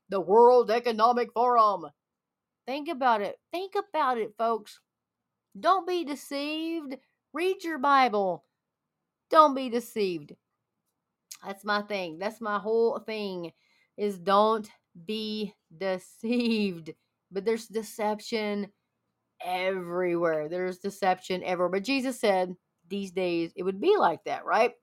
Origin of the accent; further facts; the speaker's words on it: Texas, United States; I'm from Texas